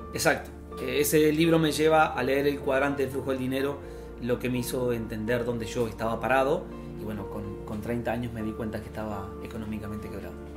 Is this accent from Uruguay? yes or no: yes; Uruguay; moved away; soy de Uruguay